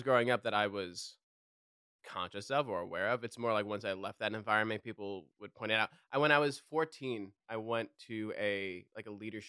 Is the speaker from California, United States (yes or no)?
no; New York, United States; accent: New York; calling me New York. Like, no one knew my name. They just knew me as New York because I was still 14. My accent was still really strong.